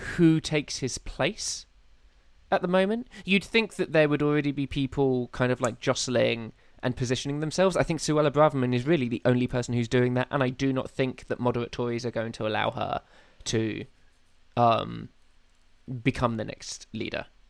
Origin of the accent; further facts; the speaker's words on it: United Kingdom; I quite like being British. Oh, yeah. I'm quite pr- proud of being um, from this soggy island